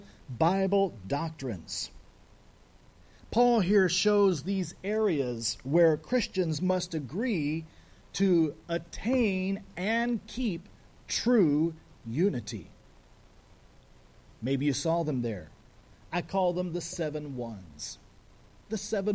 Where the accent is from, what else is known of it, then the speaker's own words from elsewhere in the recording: Oregon, United States; we're from Oregon